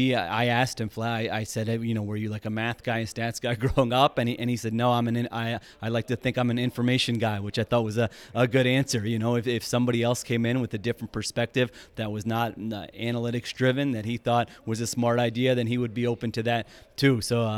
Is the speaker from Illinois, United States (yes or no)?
no; Philadelphia, Pennsylvania, United States; I was a big Allen Iverson fan growing up in Philadelphia